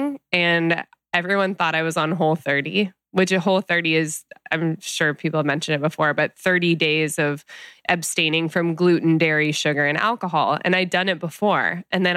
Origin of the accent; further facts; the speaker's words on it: Midwest, United States; now in Los Angeles, United States; growing up in the Midwest